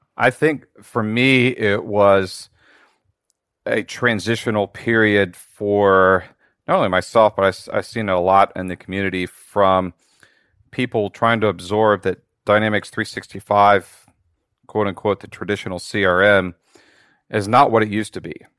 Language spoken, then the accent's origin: English; just north of Cincinnati, Ohio, United States; I'm actually from Ohio uh, in the United States. I'm just just north of Cincinnati